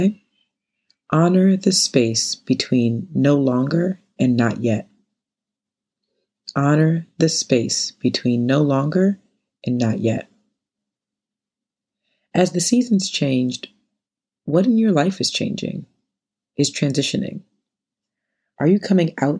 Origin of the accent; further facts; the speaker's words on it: North Carolina, United States; now in New York City, United States; Growing up in North Carolina